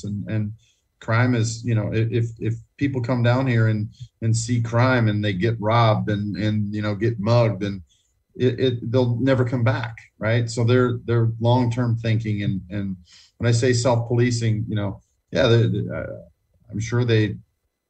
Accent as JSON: {"language": "English", "country": "United States", "moved": "yes", "lives_now": "Dominican Republic", "said": "as an American"}